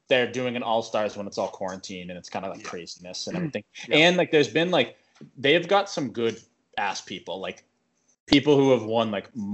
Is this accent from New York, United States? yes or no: no; Massachusetts, United States; I know this is because we were born here and like we grew up in Mass and like what we think is normal.